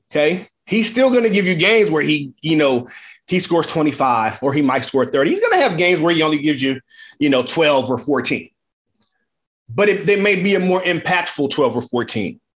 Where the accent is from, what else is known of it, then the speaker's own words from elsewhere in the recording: the Bay Area, California, United States; I grew up in the Bay. I, you know, San Francisco, Oakland, Berkeley, that area. I grew up there.